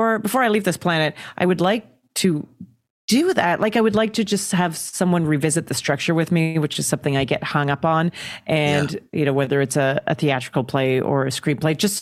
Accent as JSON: {"language": "English", "town": "Calgary", "region": "Alberta", "country": "Canada", "tie": "born or raised there", "said": "I grew up in Calgary, Alberta, Canada"}